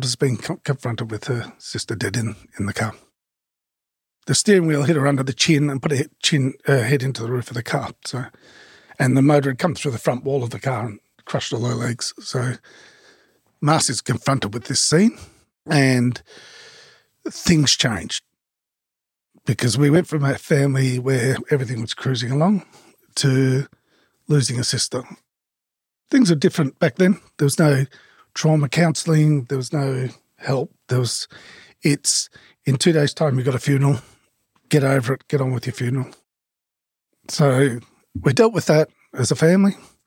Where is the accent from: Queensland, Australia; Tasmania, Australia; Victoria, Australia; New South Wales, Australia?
Victoria, Australia; Melbourne; also born or lived in Box Hill South; growing up, we grew up in Burwood when it was dirt roads and a chook farm in one of the side streets